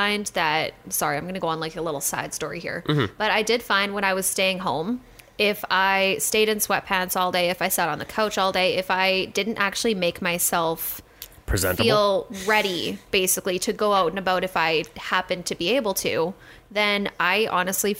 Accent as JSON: {"language": "English", "region": "Alberta", "country": "Canada", "said": "We live in Alberta. We're from Alberta."}